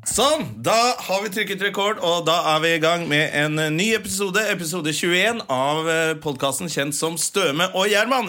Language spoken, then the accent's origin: Norwegian; Finnmark, Norway; Vi er jo fra Finnmark